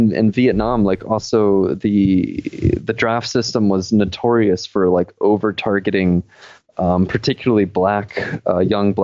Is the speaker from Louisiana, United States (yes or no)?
yes; Louisiana, United States; I am from Louisiana and I know that there's jack shit to do there